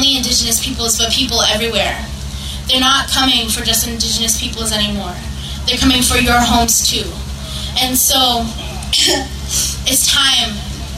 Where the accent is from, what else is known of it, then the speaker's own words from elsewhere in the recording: United States; I'm from the Standing Rock Reservation.